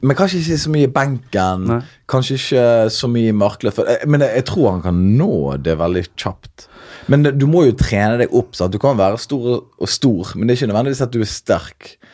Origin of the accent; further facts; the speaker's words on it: Norway; Jeg er født og oppvokst i uh, Norge